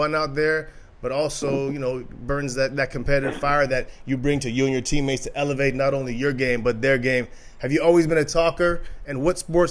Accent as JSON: {"language": "English", "country": "Canada", "said": "as a Canadian"}